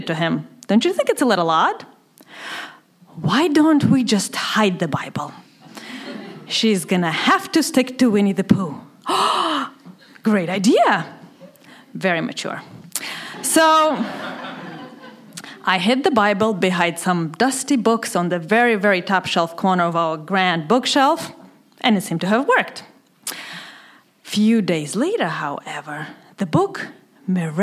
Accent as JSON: {"language": "English", "region": "Moscow", "country": "Russia", "tie": "born or raised there", "second_language": "English", "moved": "as an adult", "said": "Growing up in the Soviet Union"}